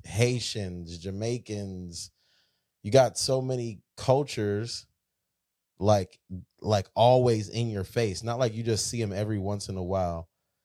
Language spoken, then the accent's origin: English; Florida, United States; now in Texas, United States; I grew up on the East Coast